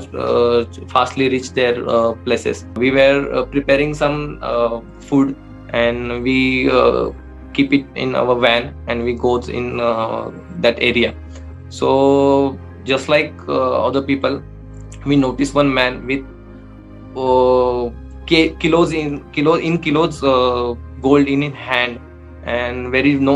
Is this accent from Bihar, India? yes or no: no; Satara, Maharashtra, India; I'm from Satara, from Maharashtra.